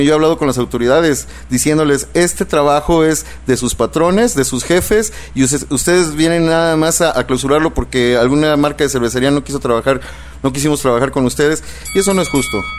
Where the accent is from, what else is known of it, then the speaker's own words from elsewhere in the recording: Mexico; nosotros como mexicanos